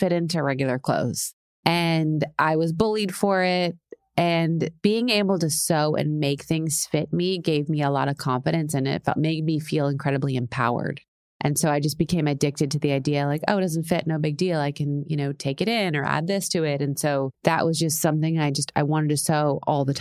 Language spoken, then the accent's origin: English; Tampa, Florida, United States; also born or lived in San Diego, California / New York City; So the first 9 years of my life was San Diego. The second 9 years of my life was Tampa, Florida.